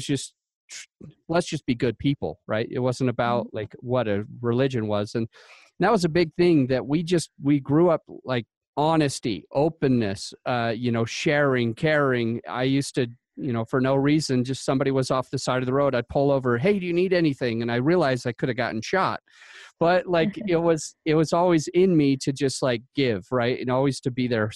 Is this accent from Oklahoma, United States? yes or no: no; Utah, United States; I grew up in Utah